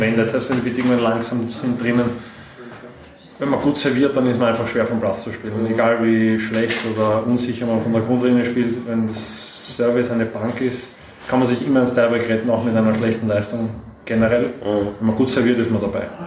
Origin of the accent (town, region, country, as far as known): Austria